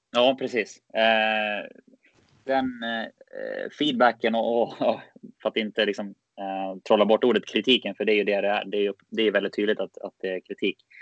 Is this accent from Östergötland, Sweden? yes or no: no; Västerås, Västmanland, Sweden; moved away; jag kommer ifrån eh, och är född och uppväxt i, i Västerås